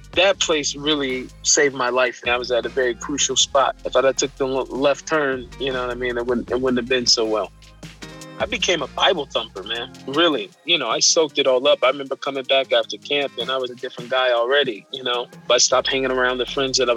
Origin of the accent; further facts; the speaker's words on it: Seattle, Washington, United States; I was born in Seattle.